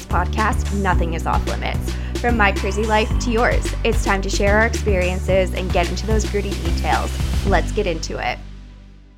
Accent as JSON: {"language": "English", "town": "Vernon", "region": "British Columbia", "country": "Canada", "said": "I was from Vernon"}